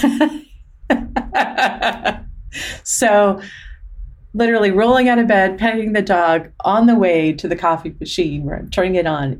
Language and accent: English; Arizona, United States; we grew up in Arizona